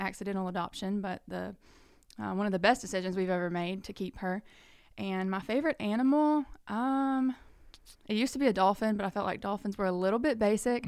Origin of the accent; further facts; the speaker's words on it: Birmingham, Alabama, United States; now in Florence, United States; I'm originally from Birmingham